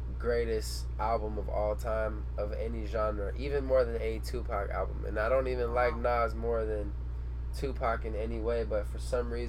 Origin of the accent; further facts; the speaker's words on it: United States; I'm an American